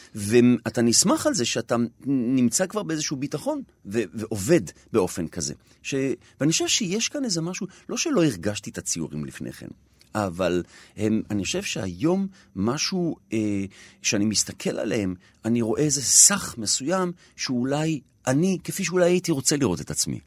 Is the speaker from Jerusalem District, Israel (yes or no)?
yes; Jerusalem, Jerusalem District, Israel; גדלתי בנחלאות